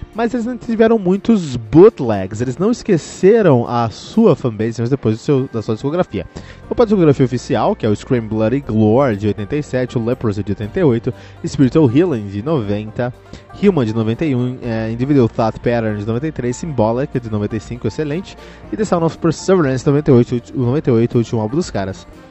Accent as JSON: {"language": "Portuguese", "town": "Cotia", "region": "São Paulo", "country": "Brazil", "tie": "born or raised there", "said": "Eu, eu que cresci em Cotia, ali tínhamos um, um, bar chamado Incinerator"}